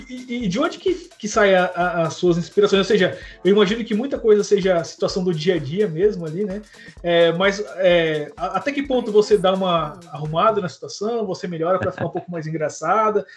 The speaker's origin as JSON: {"language": "Portuguese", "town": "Londrina", "region": "Paraná", "country": "Brazil", "said": "Eu sou de Londrina, cara. Tô aqui em Londrina agora"}